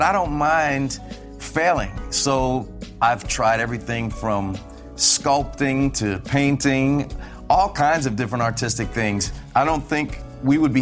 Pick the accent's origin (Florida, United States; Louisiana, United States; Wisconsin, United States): Louisiana, United States; New Orleans; moved away as an adult; also born or lived in New York; Growing up in New Orleans